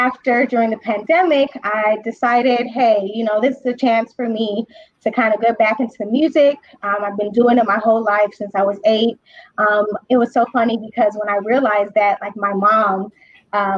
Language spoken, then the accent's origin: English; Chicago, Illinois, United States; born and raised here in Chicago, Northside